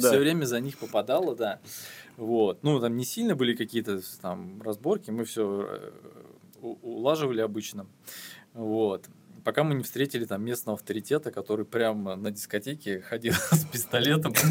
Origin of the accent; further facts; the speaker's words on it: Belousovo, Kaluga Oblast, Russia; Я же э, говорил, что я не из Москвы, да.